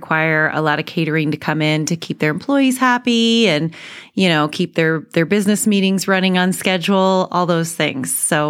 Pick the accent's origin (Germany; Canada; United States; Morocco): United States; Colorado; also born or lived in Iowa / Northern California; now in Texas, United States; I originally from Iowa, Des Moines area, but I actually grew up in Colorado, spent about 9 years in Northern California before coming here.